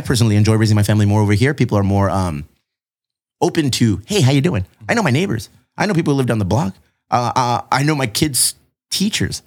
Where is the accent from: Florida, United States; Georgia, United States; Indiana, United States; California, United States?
California, United States; Bonita; also born or lived in Eastlake, Chula Vista; I grew up on the east side. I grew up in Bonita